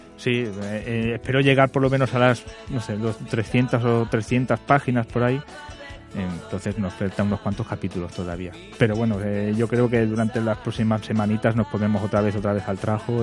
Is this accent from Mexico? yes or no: no; Barcelona, Catalonia, Spain; moved away; yo también como soy de allí, de Barcelona